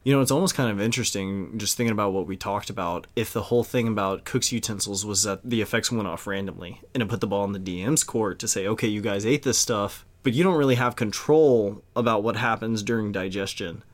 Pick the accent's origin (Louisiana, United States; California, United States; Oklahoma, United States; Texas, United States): Louisiana, United States; Cajun; we're Cajun